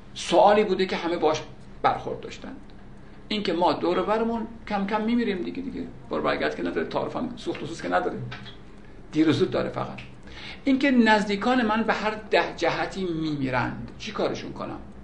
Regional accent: Iran; ما الان ایرانی هستیم

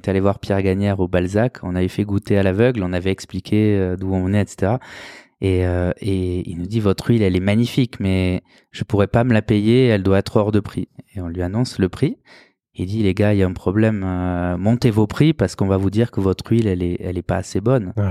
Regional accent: Greece; C'est la meilleure olive qu'on a chez nous en Grèce pour faire de l'huile d'olive.

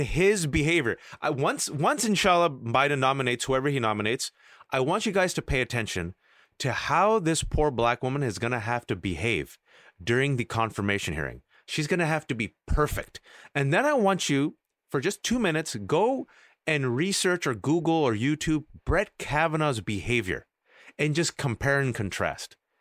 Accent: United States; I was born and raised in America

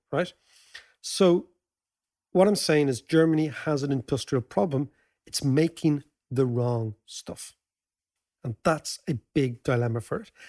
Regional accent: Ireland; As Irish people

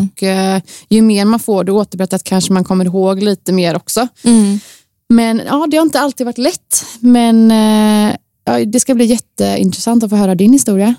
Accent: Gothenburg, Västra Götaland, Sweden; Jag är född och uppvuxen i Torslanda, i Göteborg

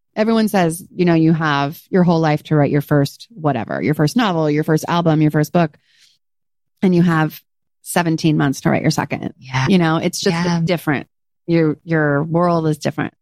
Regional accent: California, United States; I'm from California. It's in my blood

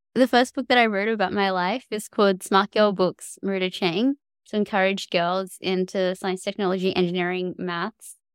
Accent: Cairns, Queensland, Australia; I grew up in Cairns in far north Queensland

